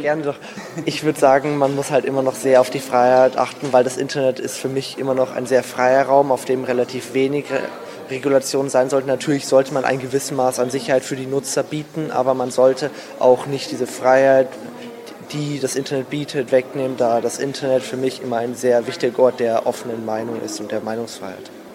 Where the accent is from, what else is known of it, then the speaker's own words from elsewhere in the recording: Regensburg, Bavaria, Germany; ich komme aus Regensburg, ebenso wie Lucien